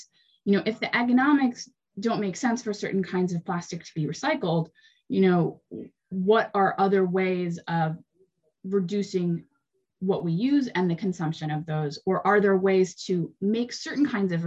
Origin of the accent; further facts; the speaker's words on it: California, United States; I grew up in California